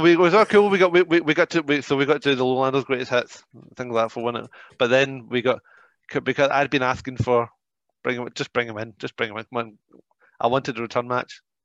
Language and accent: English; United Kingdom; I'm British